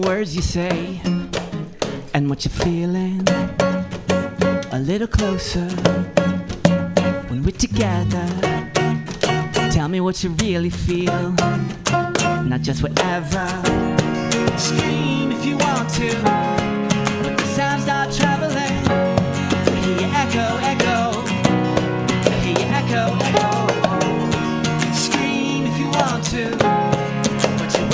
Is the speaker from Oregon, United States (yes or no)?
yes; Portland, Oregon, United States; moved away; I'm from Portland too.